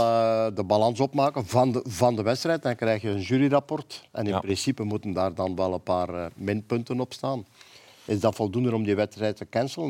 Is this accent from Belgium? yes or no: yes; Flanders, Belgium; Bij ons in Vlaanderen